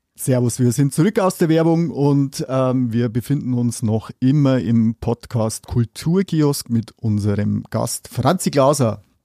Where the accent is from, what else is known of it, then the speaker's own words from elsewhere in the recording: Upper Palatinate, Bavaria, Germany; Ich komme mal aus der Oberpfalz.